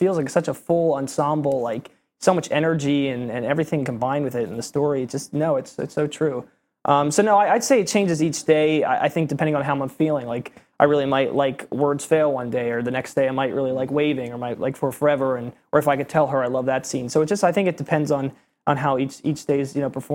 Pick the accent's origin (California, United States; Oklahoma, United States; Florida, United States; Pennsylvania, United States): Pennsylvania, United States; Bucks County; moved away as an adult; also born or lived in New Jersey; now in New York, United States; I grew up in Bucks County, Pennsylvania, which is about, like, an hour and a half or so away from here